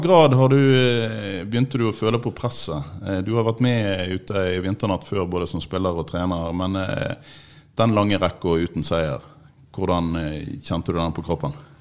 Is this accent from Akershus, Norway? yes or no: no; Trøndelag, Norway; på Stridelandet, der jeg kommer fra i Trøndelag